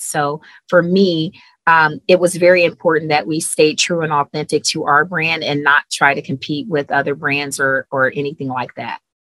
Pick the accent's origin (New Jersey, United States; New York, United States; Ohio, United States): Ohio, United States; Cleveland; moved away as an adult; I'm originally from Cleveland, Ohio.